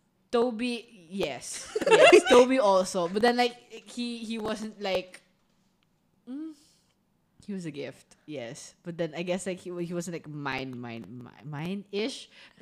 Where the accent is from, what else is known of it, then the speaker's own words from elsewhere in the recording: Makati, Metro Manila, Philippines; I am from Makati. City girl!